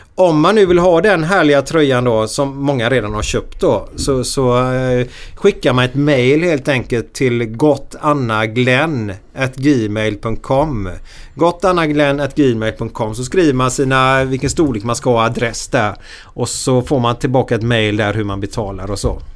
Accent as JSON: {"language": "Swedish", "town": "Gothenburg", "region": "Västra Götaland", "country": "Sweden", "tie": "born or raised there", "said": "där jag växte upp i Frölunda"}